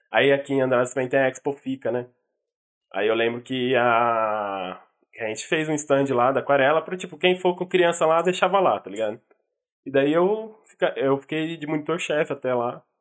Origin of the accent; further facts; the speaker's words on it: São Paulo, Brazil; Bom, São Paulo, dia 1 de maio de 2000.